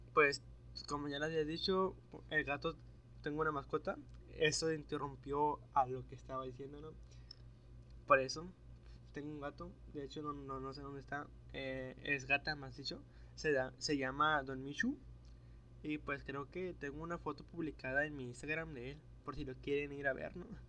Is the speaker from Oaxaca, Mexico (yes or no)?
no; Nuevo Laredo, Tamaulipas, Mexico; accent: norteño; Soy de Nuevo Laredo, Tamaulipas